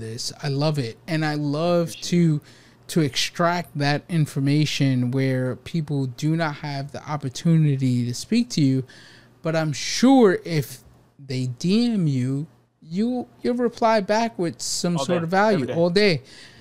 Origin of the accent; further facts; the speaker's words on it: New York City, New York, United States; now in California, United States; I was born and raised in New York City